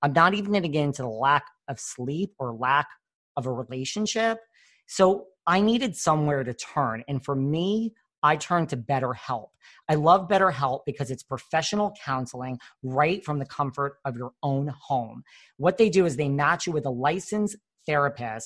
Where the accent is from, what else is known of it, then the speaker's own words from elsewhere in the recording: New York, United States; I'm from New York